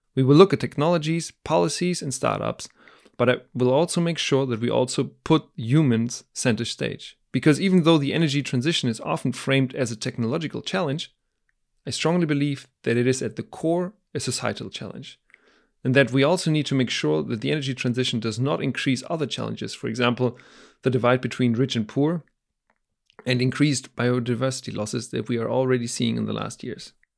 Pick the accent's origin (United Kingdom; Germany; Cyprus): Germany; moved away; my home country, Germany